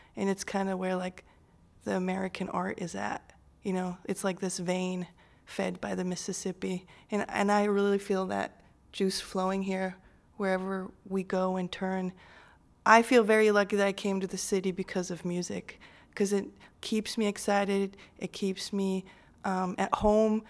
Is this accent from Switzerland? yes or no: yes; Switzerland; now in Chicago, United States; I grew up in Switzerland, which is a beautiful country